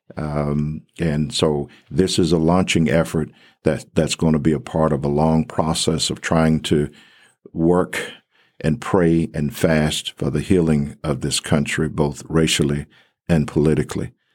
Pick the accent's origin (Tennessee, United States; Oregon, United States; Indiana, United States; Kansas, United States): Tennessee, United States; Covington; moved away as an adult; also born or lived in Texas / Atlanta, Georgia; now in Abilene, United States; I was born in Covington, Tennessee